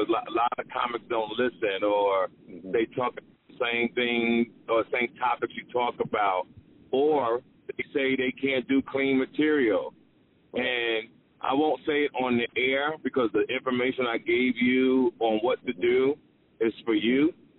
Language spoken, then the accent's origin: English; Greensboro, North Carolina, United States; I'm from Greensboro, North Carolina